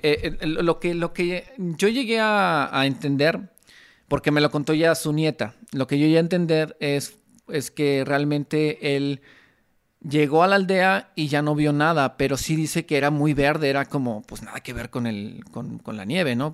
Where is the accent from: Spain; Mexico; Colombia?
Mexico; como mexicanos evidentemente tenemos mucha conexión